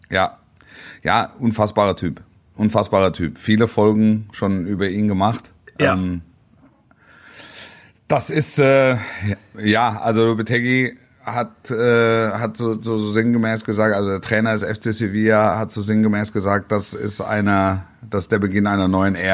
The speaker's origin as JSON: {"language": "German", "town": "Leipzig", "region": "Saxony", "country": "Germany", "said": "Also da muss man sich jetzt nicht entschuldigen als Leipziger."}